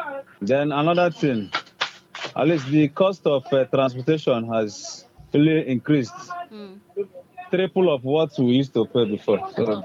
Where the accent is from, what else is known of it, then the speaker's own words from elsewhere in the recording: Nigeria; moved away; I came from Masuka.